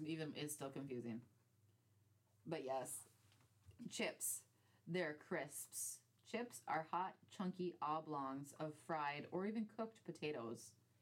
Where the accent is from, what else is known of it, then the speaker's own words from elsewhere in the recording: United States; now in United Kingdom; No, because we're American.